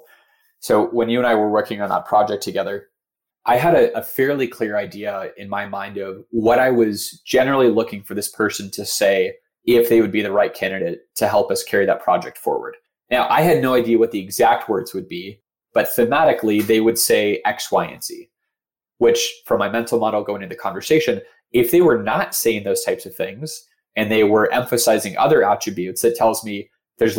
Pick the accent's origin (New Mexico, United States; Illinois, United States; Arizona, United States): Arizona, United States; Phoenix; I'm from Phoenix. I have a lot of friends and family in Phoenix.